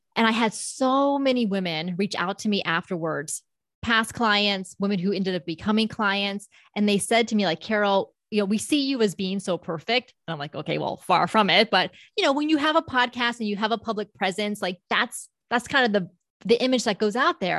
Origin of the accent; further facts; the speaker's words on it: Palm Beach County, South Florida, United States; moved away as an adult; now in Orlando, United States; I was born and raised in South Florida, so the Palm Beach County area.